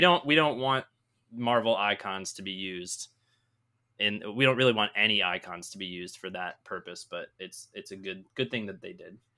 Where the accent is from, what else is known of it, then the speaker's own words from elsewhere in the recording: Michigan, United States; I grew up in Michigan